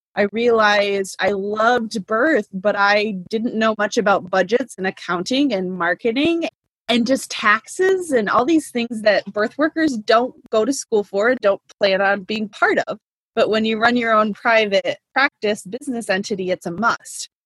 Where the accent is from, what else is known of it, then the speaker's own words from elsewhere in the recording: Indiana, United States; moved away; also born or lived in Alaska / Michigan / Massachusetts; Indiana, my home state